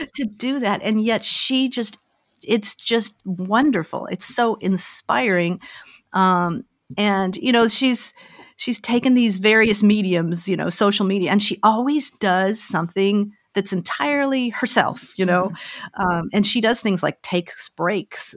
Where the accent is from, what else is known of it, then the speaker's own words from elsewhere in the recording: Denver, Colorado, United States; moved away as an adult; also born or lived in Omaha / Pasadena; I grew up in Denver, Colorado